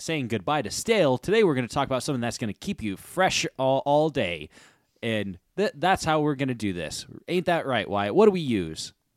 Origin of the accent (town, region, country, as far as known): United States